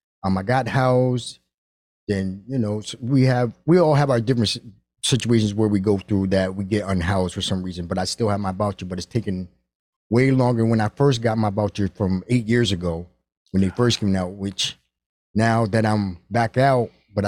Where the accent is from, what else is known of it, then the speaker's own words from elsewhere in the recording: Stamford, Connecticut, United States; also born or lived in New York; But I was raised in Stamford, Connecticut. I was born in New York.